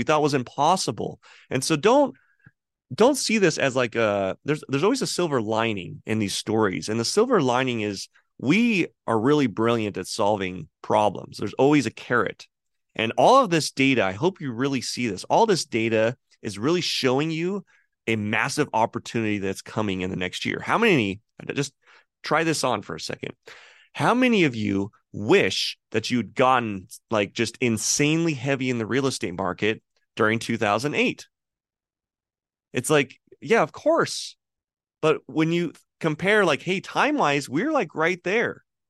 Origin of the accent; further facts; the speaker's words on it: California, United States; It was the house that I grew up in California.